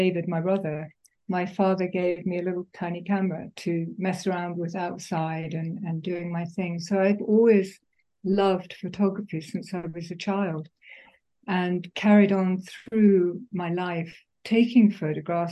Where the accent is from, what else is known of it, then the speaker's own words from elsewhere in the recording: Tanzania; also born or lived in Alexandria, Egypt; now in Kenya; I was born in Alexandria in Egypt. And then after the Suez Crisis, my father moved the family down to Tanzania. So I've always been in, since I was four, I've been in East Africa.